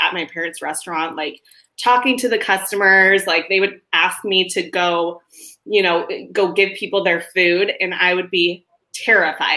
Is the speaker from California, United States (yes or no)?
no; Queen Creek, Arizona, United States; I grew up in Queen Creek back when it was literally just dirt roads and farm fields